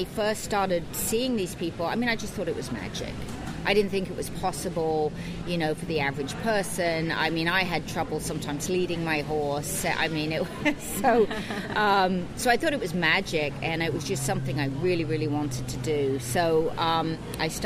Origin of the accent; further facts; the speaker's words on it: United Kingdom; moved away as an adult; now in Pacific Northwest, United States; I was born and raised in the UK, American father, English mother